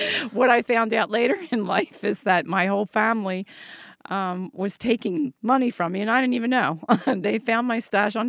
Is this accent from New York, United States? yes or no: no; Delaware County, Pennsylvania, United States; moved away as an adult; now in Williamstown, United States; I grew up in Delaware County.